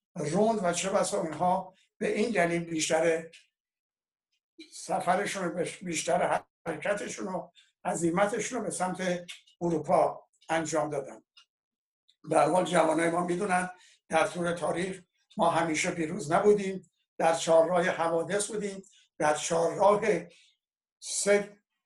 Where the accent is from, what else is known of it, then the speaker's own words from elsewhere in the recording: Iran; ما ایرانی هستیم